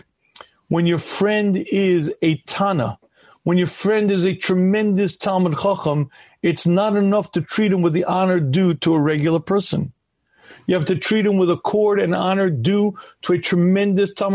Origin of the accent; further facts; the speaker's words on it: United States; I was a regular kid growing up in the United States of America